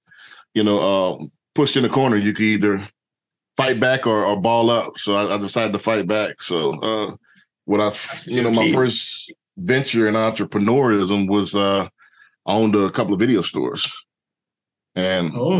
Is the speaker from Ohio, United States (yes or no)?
no; New Orleans, Louisiana, United States; moved away; also born or lived in Houston, Texas; I'm originally from New Orleans, Louisiana.